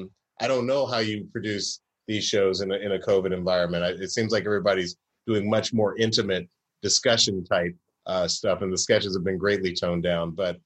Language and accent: English; Atlanta, Georgia, United States; Bashir grew up in Chicago. I grew up in Atlanta.